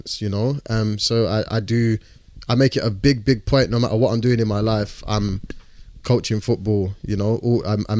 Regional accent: London, United Kingdom; where I grew up in London, in East London, was like, it's the birthplace of, you know, like grime music.

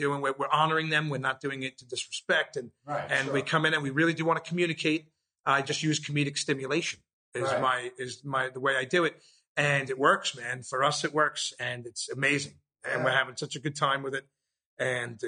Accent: New York City, New York, United States; born or raised there

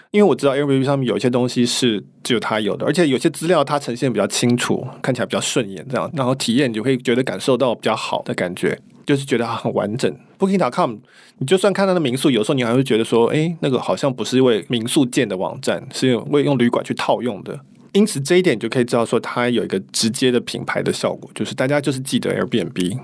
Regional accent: Taiwan; 我们台湾人

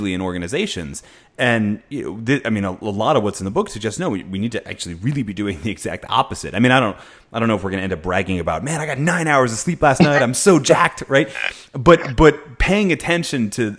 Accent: Philadelphia, Pennsylvania, United States; moved away; I come from Philly originally

